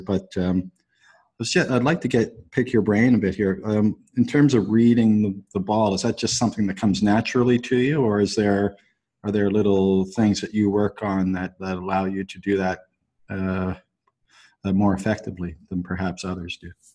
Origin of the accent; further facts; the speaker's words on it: Canada; I'm Canadian